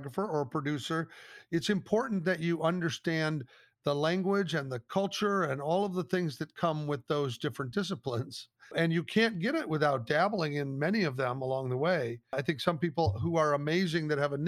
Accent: Omaha, Nebraska, United States; I grew up in the Omaha, Nebraska area

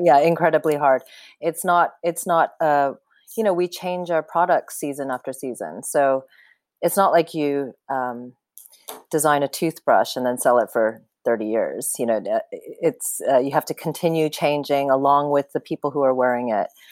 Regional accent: Canada; I grew up in Canada

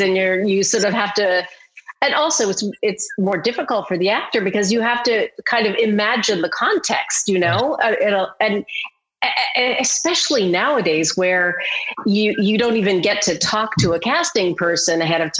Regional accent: Canada; I'm from Canada

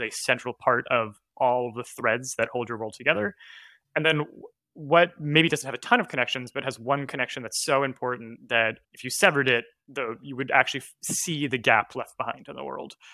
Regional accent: Canada; I was growing up in Canada

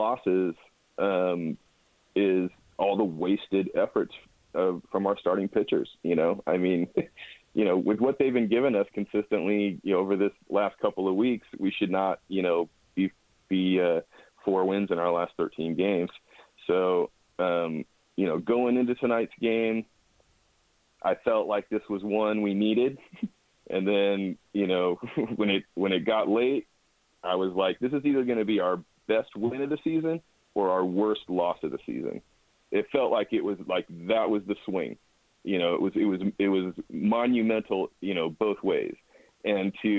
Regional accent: Santa Rosa, California, United States; moved away as an adult; now in San Diego, United States; born and raised in Santa Rosa, and have lived in San Diego for 16 years

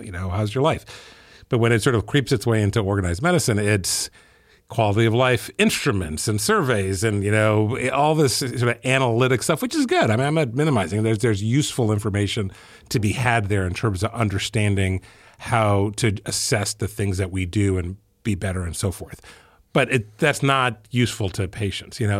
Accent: Ethiopia; moved away; I grew up in Ethiopia

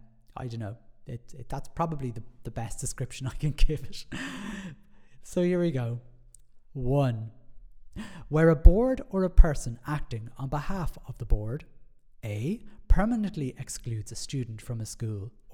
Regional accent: Ireland; Being Irish

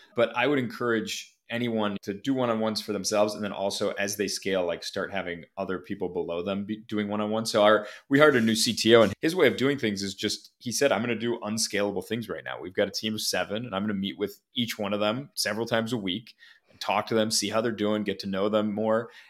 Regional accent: Minneapolis, Minnesota, United States; moved away as an adult; also born or lived in Ohio; I, I grew up in Minneapolis, went to school in Ohio

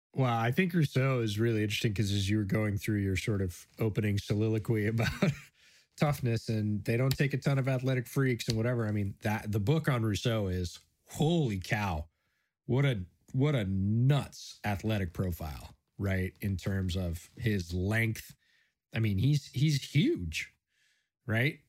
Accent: Buffalo, New York, United States; born or raised there

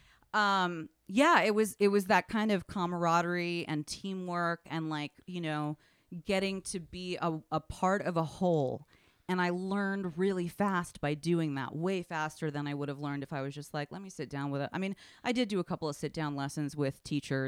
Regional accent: San Francisco, California, United States; moved away as an adult; also born or lived in Washington, D.C. / Hudson Valley, New York; now in Cambridge, United States; I grew up in San Francisco

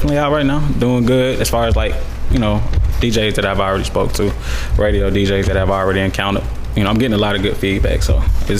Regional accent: Atlanta, Georgia, United States; also born or lived in Florence, South Carolina; I was born in Florence, South Carolina, but I was raised in Atlanta. Been here since I was 5 years old.

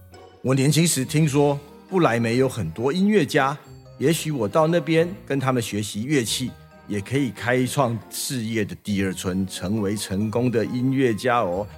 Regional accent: Taipei, Taiwan; 我小时候在台北的西门町长大的

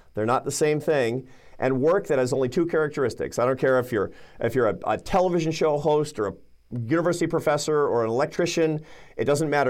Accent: Seattle, Washington, United States; I grew up in Seattle, Washington

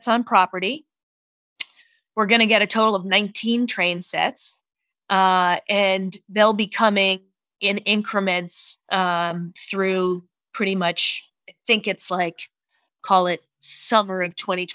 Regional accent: East Coast, United States; moved away as an adult; also born or lived in New York; now in San Francisco, United States; I'm originally from the East Coast

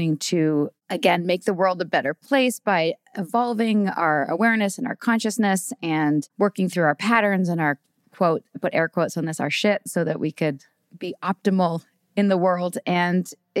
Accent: Vancouver, British Columbia, Canada; I'm from Vancouver, born and raised there

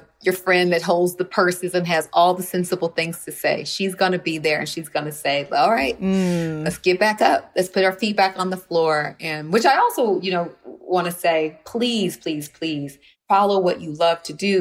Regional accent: Los Angeles, California, United States; also born or lived in Compton; I grew up in Windsor Hills here in Los Angeles.

